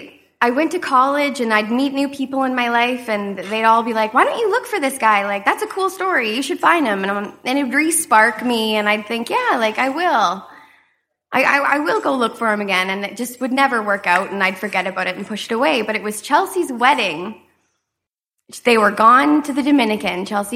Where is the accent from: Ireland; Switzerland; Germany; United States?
Germany; Rhineland-Palatinate; born there; I was born in Germany on Hahn Air Force Base. My mother was in the military, and she was just finishing her four-year contract